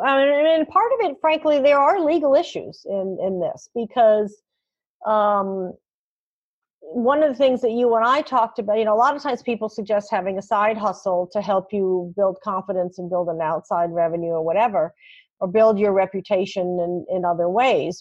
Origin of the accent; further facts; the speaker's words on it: New York City, New York, United States; moved away; also born or lived in Fargo; I'm born and raised in New York City